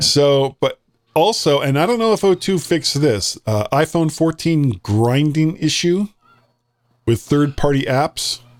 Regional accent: United States; I'm an American

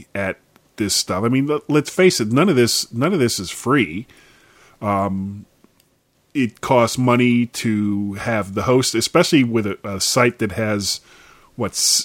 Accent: South Florida, United States; moved away as an adult; I grew up in South Florida, and I left when I was almost 21 in, you know, early 80s

